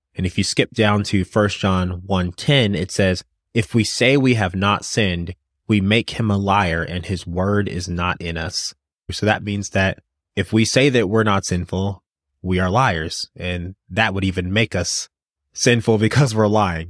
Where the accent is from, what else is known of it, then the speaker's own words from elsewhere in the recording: Louisville, Kentucky, United States; I'm actually from Louisville